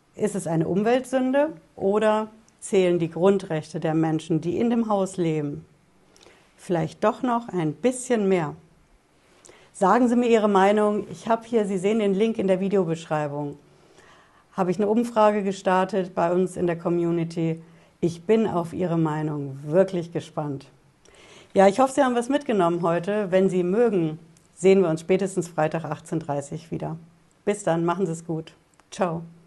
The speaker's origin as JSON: {"language": "German", "country": "Germany", "said": "bei uns in Deutschland"}